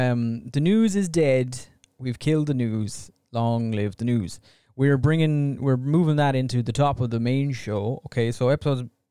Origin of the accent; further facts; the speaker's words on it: Ireland; we're Irish